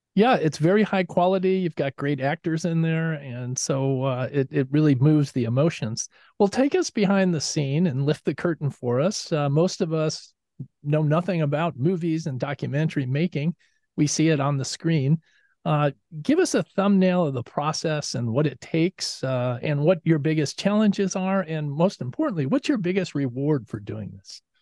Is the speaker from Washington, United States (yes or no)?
no; Chicago, Illinois, United States; I grew up in Chicago